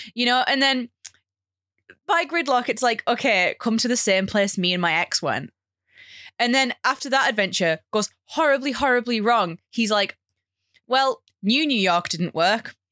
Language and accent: English; United Kingdom; as a British person